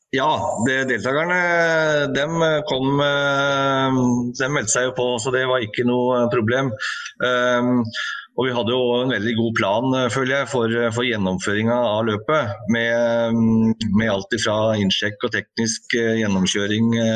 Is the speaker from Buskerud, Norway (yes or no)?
yes; Hokksund, Buskerud, Norway; jeg er jo eh, fra Hokksund